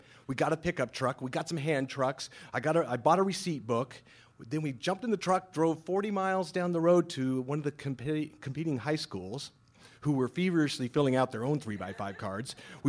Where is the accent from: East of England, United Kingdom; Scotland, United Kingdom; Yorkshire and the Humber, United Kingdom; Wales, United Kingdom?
Scotland, United Kingdom; So, being Scottish, which is important because you know the Scots invented the game of curling.